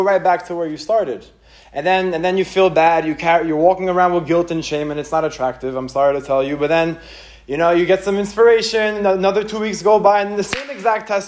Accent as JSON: {"language": "English", "country": "Israel", "tie": "born or raised there", "moved": "yes", "lives_now": "United States", "said": "I grew up in Israel"}